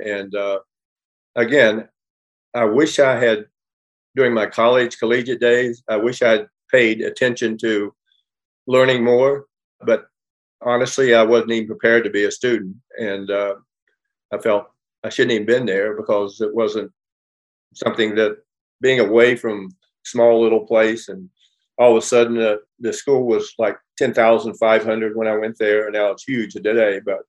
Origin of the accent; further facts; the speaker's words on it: Los Angeles, California, United States; also born or lived in West Virginia; you know, coming from West Virginia and not knowing anything about anything, shy, quiet, backwards. I grew up here in Los Angeles, and I grew up in a competitive world.